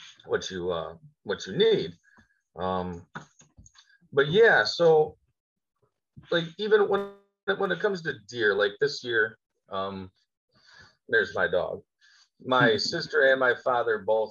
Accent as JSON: {"language": "English", "town": "Little Valley", "region": "New York", "country": "United States", "said": "I'm from Little Valley, New York, out in the country. I live in my Amish cabin"}